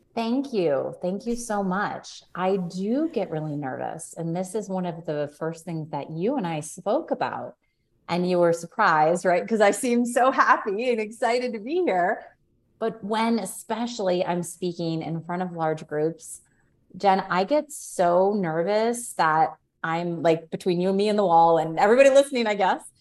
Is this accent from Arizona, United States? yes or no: no; Orange County, California, United States; I'm from Orange County, California